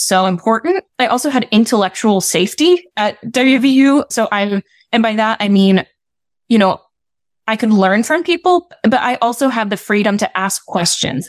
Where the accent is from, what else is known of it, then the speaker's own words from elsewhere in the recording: West Virginia, United States; my experience growing up in West Virginia